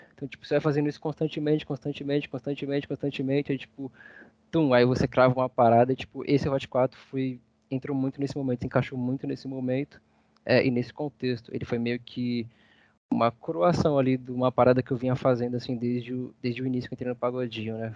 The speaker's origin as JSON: {"language": "Portuguese", "area": "Barra Funda", "region": "São Paulo", "country": "Brazil", "said": "minha quebrada, né? Barra Funda, lugar que eu amo demais"}